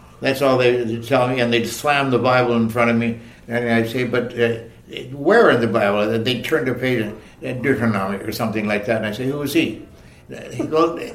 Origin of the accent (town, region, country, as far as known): Toronto, Ontario, Canada; born or raised there